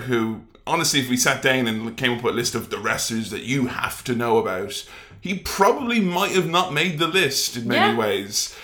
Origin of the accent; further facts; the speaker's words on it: Ireland; I am Irish